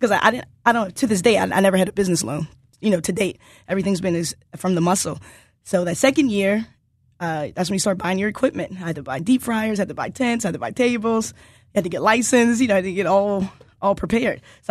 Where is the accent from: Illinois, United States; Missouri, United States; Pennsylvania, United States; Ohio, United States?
Pennsylvania, United States; Pittsburgh; moved away as an adult; now in Philadelphia, United States; I'm from Pittsburgh, born and raised. Then I came to Philadelphia in 1999 to attend Temple University